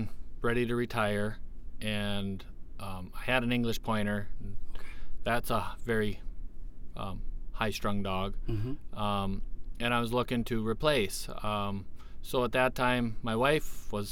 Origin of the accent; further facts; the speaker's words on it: Detroit Lakes, Minnesota, United States; I'm pretty much born and raised in Detroit Lakes.